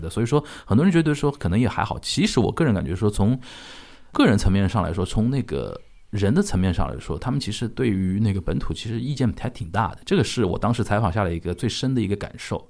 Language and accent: Chinese; China; moved away as an adult; also born or lived in Japan / Shanghai; 作为一个中国人啊